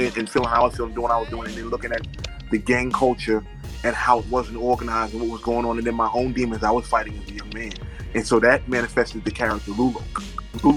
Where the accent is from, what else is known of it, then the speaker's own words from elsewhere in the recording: New York, United States; I'm from New York.